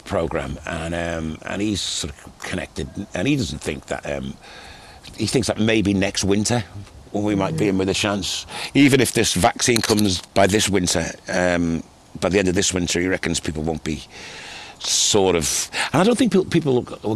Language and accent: English; Liverpool, North West England, United Kingdom; I kind of had a different musical journey than a lot of my contemporaries growing up in Liverpool at the time